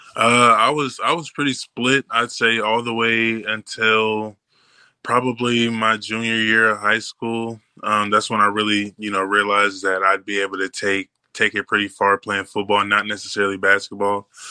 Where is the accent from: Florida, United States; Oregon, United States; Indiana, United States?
Indiana, United States; Indianapolis; moved away as an adult; now in Green Bay, United States; I come from Indianapolis, but like a little bit outside the suburbs